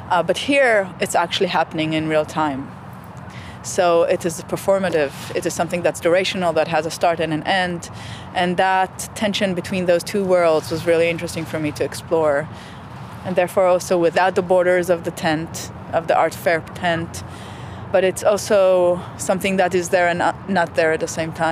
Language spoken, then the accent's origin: English; Israel; moved away as an adult; Well, I came here from Israel 6 years ago, 2008.